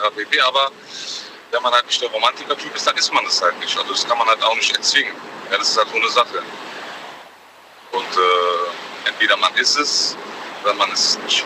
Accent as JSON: {"language": "German", "town": "Frankfurt", "region": "Hesse", "country": "Germany", "said": "bei uns in Frankfurt"}